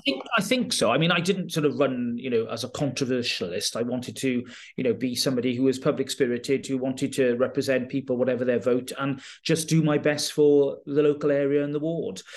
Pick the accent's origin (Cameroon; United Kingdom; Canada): United Kingdom; Carmarthenshire, Wales; moved away; also born or lived in Llanelli / Durham / Swindon; I'm from Carmarthenshire, very much from Dulham Thomas, country